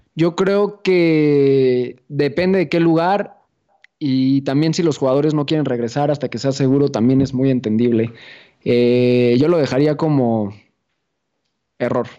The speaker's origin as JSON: {"language": "Spanish", "country": "Mexico", "said": "los peores enemigos de los mexicanos somos nosotros"}